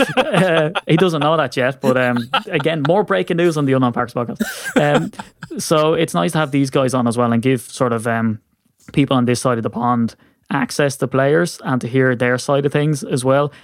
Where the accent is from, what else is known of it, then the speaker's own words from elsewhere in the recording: Ireland; what I get as an Irishman